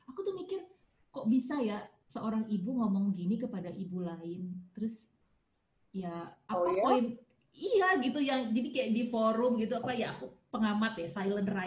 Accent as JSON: {"language": "Indonesian", "region": "Java", "country": "Indonesia", "said": "kalau orang Jawa aku tuh Jawa banget tuh"}